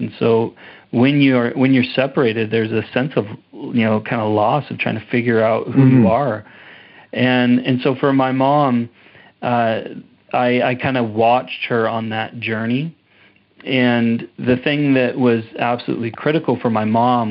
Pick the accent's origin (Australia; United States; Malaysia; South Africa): United States; Portland, Oregon; moved away as an adult; also born or lived in Redding, California; now in Canada; I was born in Redding, California, and then my mom moved to Portland, Oregon. So I grew up in Portland